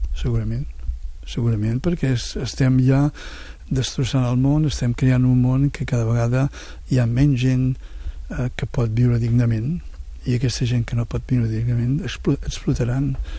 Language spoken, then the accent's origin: Catalan; Catalonia, Spain; tots tots som catalans